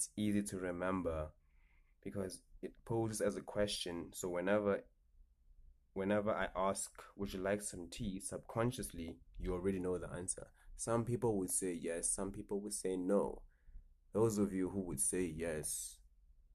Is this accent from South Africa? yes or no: yes; Johannesburg, Gauteng, South Africa; I'm from Johannesburg. South Africa